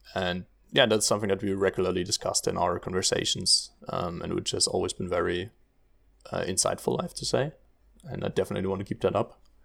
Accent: Germany; moved away as an adult; now in Netherlands; I'm originally from Germany, um, but now also living in the beautiful Netherlands.

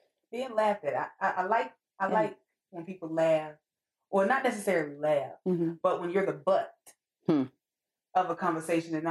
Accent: Charlotte, North Carolina, United States; also born or lived in Atlanta, Georgia; I'm from Charlotte. Since I was 6 years old

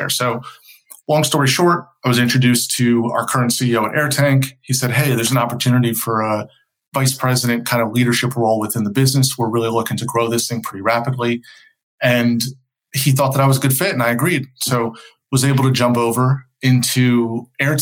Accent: outside of New York, United States; moved away as an adult; also born or lived in Pennsylvania; now in North Carolina, United States; I grew up outside of New York, went to school in Pennsylvania

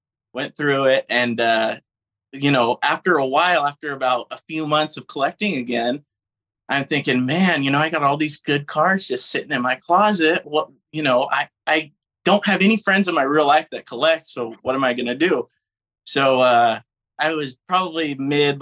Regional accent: Bakersfield, California, United States; I was born and raised in Bakersfield, California.

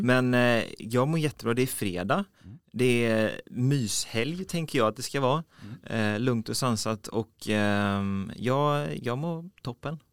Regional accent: Mölnlycke, Västra Götaland, Sweden; now in Gothenburg, Sweden; Jag kommer från eh, Mönlycke, eh, så på väg mot Landvetter flygplats

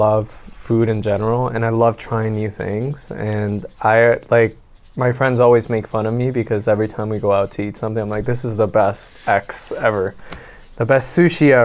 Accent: Venezuela; now in Canada; we come from Venezuela

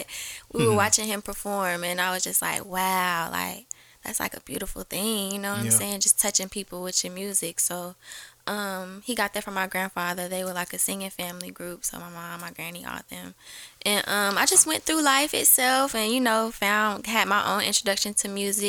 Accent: Atlanta, Georgia, United States; I was born and raised in Atlanta, Georgia.

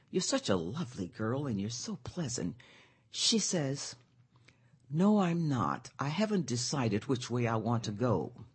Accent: Pine Bluff, Arkansas, United States; moved away; I'm from Arkansas

